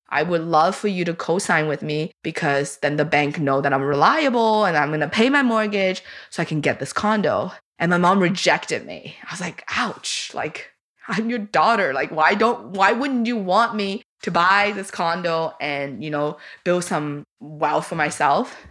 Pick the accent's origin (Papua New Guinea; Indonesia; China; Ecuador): China; now in Canada; I grew up with scarcity in China.